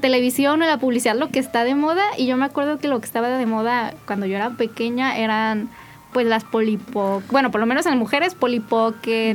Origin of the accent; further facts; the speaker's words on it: Mexico City, Mexico; me mudé a la Ciudad de México